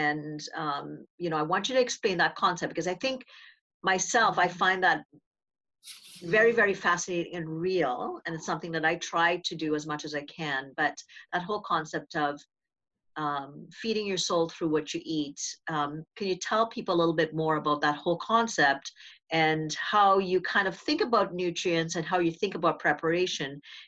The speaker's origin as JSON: {"language": "English", "country": "Trinidad & Tobago", "tie": "born or raised there", "moved": "yes", "lives_now": "Canada", "said": "I grew up in Trinidad and Tobago, where cooking was always, it's how we spent time and communicated."}